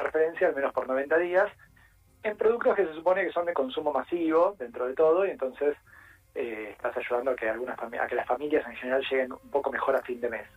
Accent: Argentina; como sociedad argentina

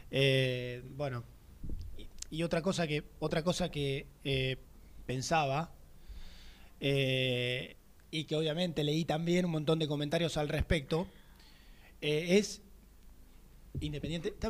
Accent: Avellaneda, Buenos Aires Province, Argentina; Soy de Avellaneda.

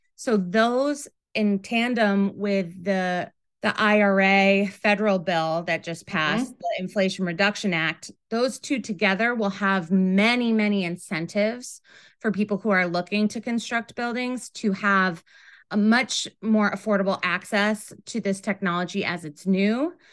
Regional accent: Rochester, New York, United States; moved away as an adult; also born or lived in Ithaca, New York; now in New York City, United States; I grew up in Rochester, New York

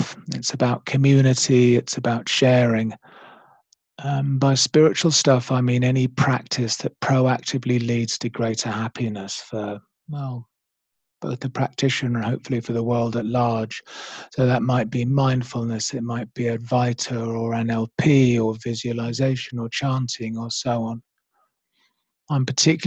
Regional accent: Oxfordshire, South East England, United Kingdom; moved away; also born or lived in London / Australia / New Zealand / Kenya; I'm from England, originally from a small village in Oxfordshire, but I've spent many years in London

